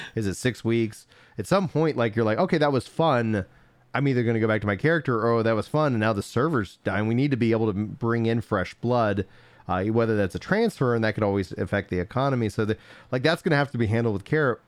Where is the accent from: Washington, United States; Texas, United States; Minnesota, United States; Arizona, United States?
Texas, United States; Nacogdoches; I grew up in East Texas